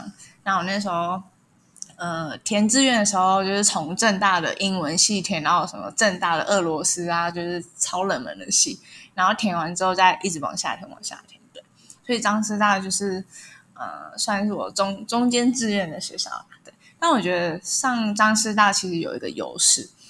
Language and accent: Chinese; Taipei, Taiwan; 然后我是来自台北，刚从张师大英语系毕业。